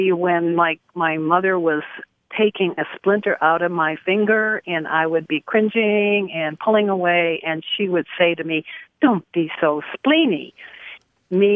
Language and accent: English; Maine, United States; also born or lived in Northern Michigan; now in Michigan, United States; as a child growing up in the state of Maine.